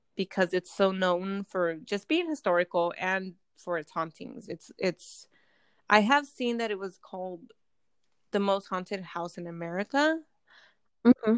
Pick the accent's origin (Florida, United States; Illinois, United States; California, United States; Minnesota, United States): California, United States; we are from California